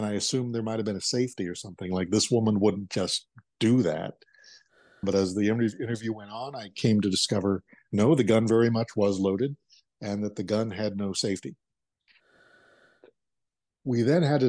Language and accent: English; Arizona, United States; growing up in Arizona is you have to explain the Wallace and Ladmo show to those who didn't grow up with it